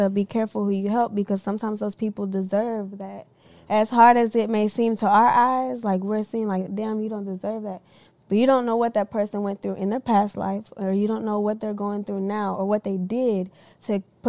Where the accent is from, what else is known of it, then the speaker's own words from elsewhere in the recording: Nashville, Tennessee, United States; I come from Nashville. My parents, they're not from here. My dad, he's Cuban. My mom's Costa Rican.